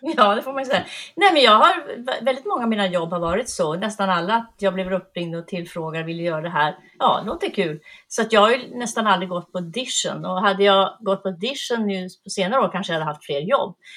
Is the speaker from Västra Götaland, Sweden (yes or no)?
no; Piteå, Norrbotten County, Sweden; moved away; also born or lived in Malmö / Värmland; i Öjebyn utanför Piteå. Och där växte jag upp